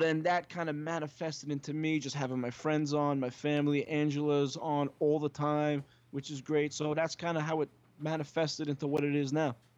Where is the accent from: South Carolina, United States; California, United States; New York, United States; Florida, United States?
New York, United States; New York City; also born or lived in Long Island; I was born in Brooklyn, s, and my family's from Brooklyn